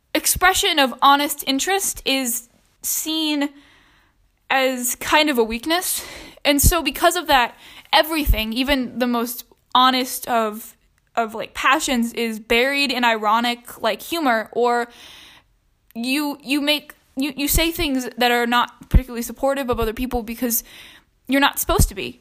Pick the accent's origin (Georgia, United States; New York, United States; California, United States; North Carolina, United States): Georgia, United States; I'm from Georgia